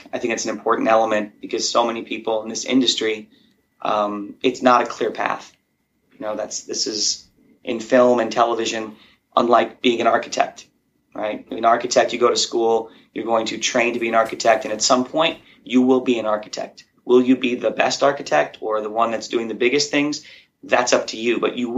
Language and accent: English; Chicago, Illinois, United States; I grew up in Chicago, and outside of Chicago in a small little blue-collar town